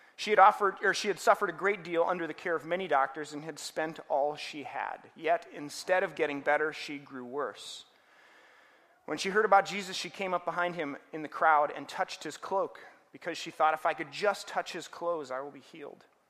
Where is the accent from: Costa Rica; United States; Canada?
United States; Minnesota; also born or lived in Denver, Colorado; I grew up here in Minnesota, but uh, ended up in school at Denver